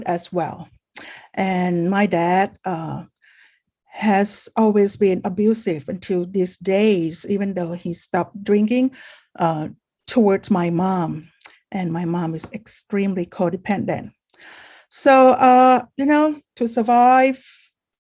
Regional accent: Bangkok, Thailand; now in California, United States; I am from Bangkok, Thailand, but I've been living in California for 26 years now.

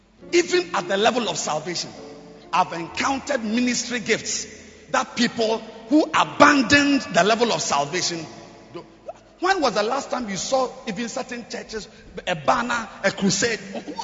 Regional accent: Jamaica; I'm just from Jamaica. We built a huge cathedral, the Rock Cathedral, in the center of Jamaica.

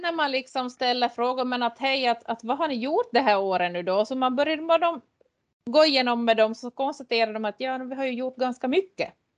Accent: Lappfjärd, Ostrobothnia, Finland; jag är uppväxt i Lappfjärd och Härkmari

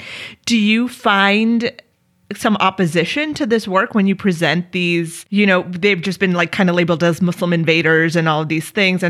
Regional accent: India; as an Indian woman

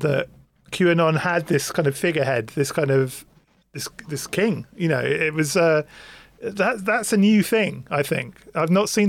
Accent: United Kingdom; I'm British.

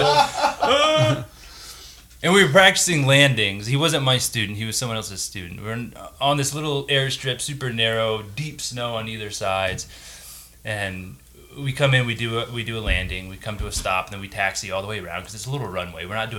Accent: San Antonio, Texas, United States; I grew up in San Antonio

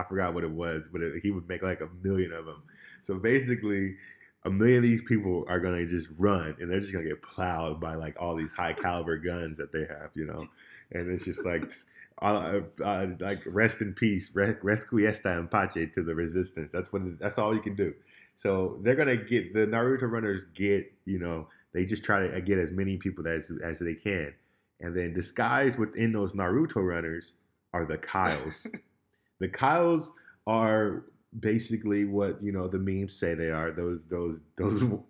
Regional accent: United States; as an American

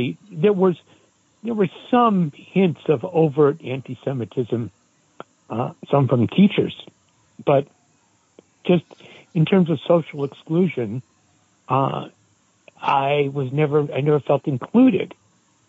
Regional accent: Great Neck, New York, United States; moved away as an adult; also born or lived in Brooklyn, New York; Spent my first couple of years in Brooklyn, and then we moved out to Great Neck on Long Island. And that's where I lived

